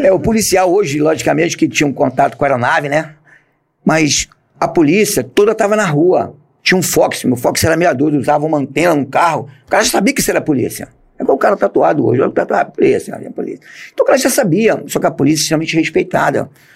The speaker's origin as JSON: {"language": "Portuguese", "region": "Rio de Janeiro", "country": "Brazil", "tie": "born or raised there", "also_born_or_lived": "Roraima", "said": "nasci em Bom Sucesso e fui criado é, em Olaria, Ramos, toda aquela área. Logo em seguida eu fui para Roraima"}